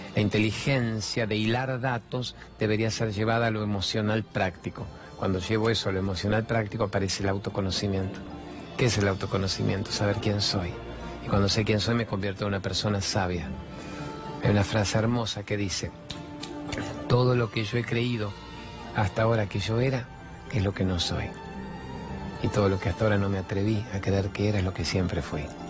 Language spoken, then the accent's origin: Spanish; Argentina; soy argentino, trabajo en la televisión